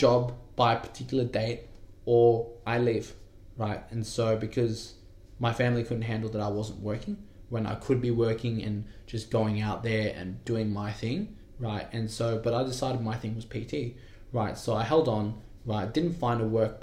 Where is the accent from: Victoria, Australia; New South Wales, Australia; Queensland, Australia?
New South Wales, Australia; Wentworthville; also born or lived in Penrith; I grew up in Wentworthville, I went to school in Westmead